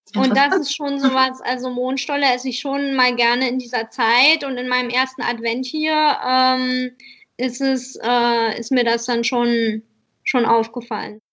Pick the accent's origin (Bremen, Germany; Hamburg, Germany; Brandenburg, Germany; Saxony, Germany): Brandenburg, Germany; Oranienburg; moved away as an adult; also born or lived in Frankfurt (Oder) / Berlin; now in Saarbrücken, Germany; ich bin in Oranienburg groß geworden